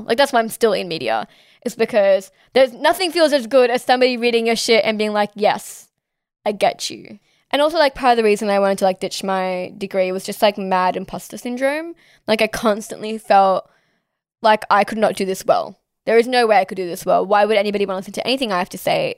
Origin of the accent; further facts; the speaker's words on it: Sydney, New South Wales, Australia; I'm Pakistani ethnically, but born and raised here in Sydney, Australia